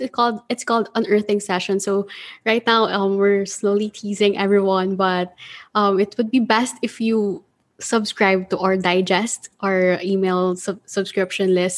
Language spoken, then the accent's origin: English; Manila, Metro Manila, Philippines; I'm from Manila